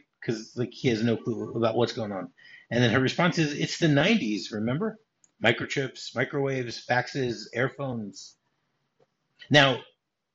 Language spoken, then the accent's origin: English; Detroit, Michigan, United States; growing up in Detroit.